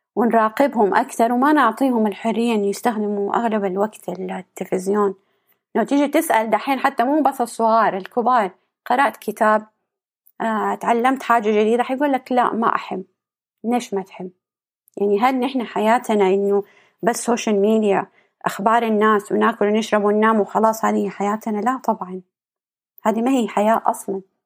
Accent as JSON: {"language": "Arabic", "country": "Saudi Arabia", "said": "عندنا في السعودية"}